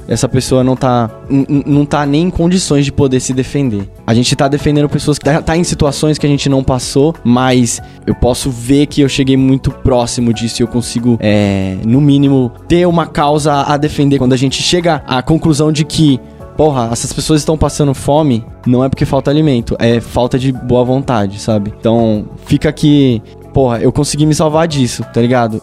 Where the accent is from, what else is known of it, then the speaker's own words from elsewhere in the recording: São Paulo, Brazil; eu venho do Grajaú